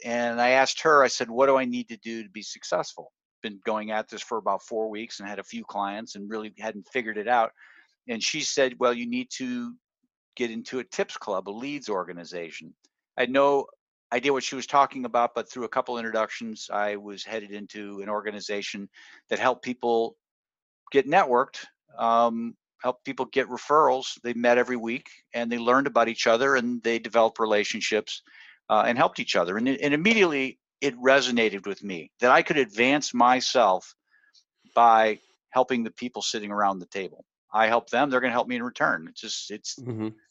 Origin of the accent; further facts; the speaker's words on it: Michigan, United States; moved away; I want to go back to my hometown, little hometown in Michigan